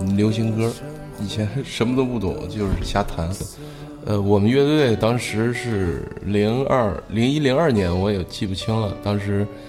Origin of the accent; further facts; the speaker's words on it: Baoding, Hebei, China; 回了我老家是保定的